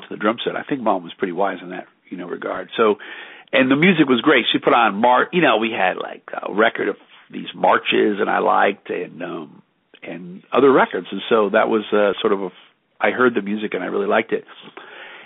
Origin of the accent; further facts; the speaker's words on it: Knoxville, Illinois, United States; moved away; I was born in West Central Illinois. Knoxville's the town. It's near Galesburg